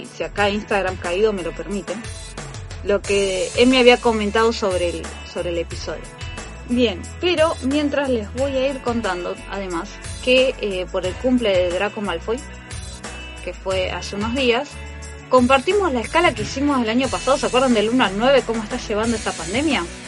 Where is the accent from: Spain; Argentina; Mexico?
Argentina; Seguimos siendo argentinos